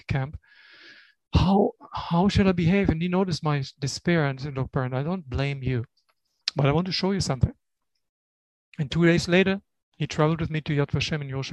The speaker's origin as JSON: {"language": "English", "town": "Bamberg", "region": "Bavaria", "country": "Germany", "tie": "born or raised there", "also_born_or_lived": "Israel", "moved": "as an adult", "said": "in my hometown"}